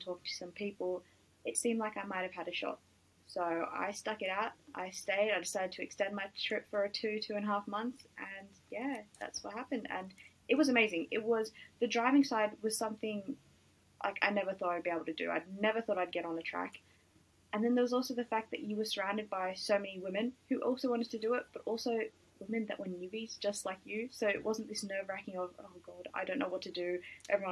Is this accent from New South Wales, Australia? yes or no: yes; Sydney, New South Wales, Australia; I'm from Australia in Sydney